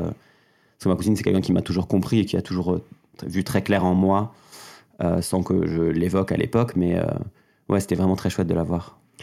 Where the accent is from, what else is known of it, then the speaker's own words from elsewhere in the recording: Mauvezin, Occitania, France; j'ai grandi dans le Gers, un, un, petit département pas loin de Toulouse